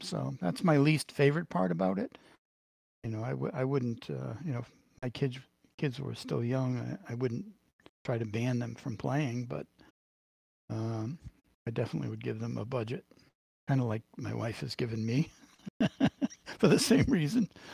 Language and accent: English; Boston, Massachusetts, United States; accent: Boston; my Boston accent